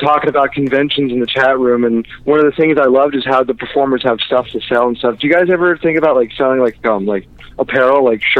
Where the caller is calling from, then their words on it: Orlando, Florida, United States; calling in from Orlando.